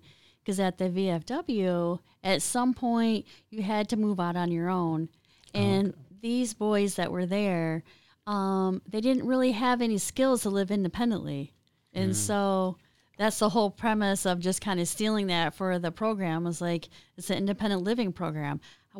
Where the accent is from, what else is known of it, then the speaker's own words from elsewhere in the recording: Eaton Rapids, Michigan, United States; I was a sheltered growing up in Eaton Rapids on a farm with a strict dad, right?